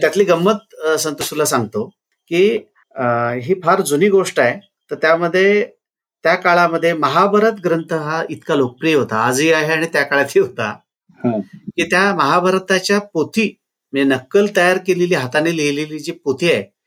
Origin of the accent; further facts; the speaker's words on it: Ardal, Maharashtra, India; now in Kolhapur, India; हे माझं गाव आहे कोल्हापूर जिल्ह्यातलं आर्दाळ